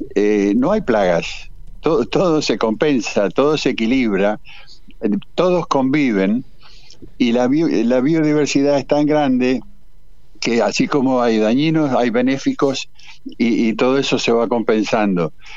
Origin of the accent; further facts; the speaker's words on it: Paraná, Entre Ríos, Argentina; moved away as an adult; Yo soy de Paraná, pero a los 20 años me fui eh, me fui de Paraná eh, eh, y, mi, vida de gurí fue en el río